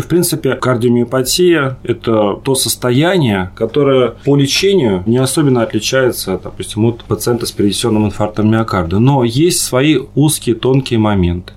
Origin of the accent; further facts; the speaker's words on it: Moscow, Russia; мы, москвичи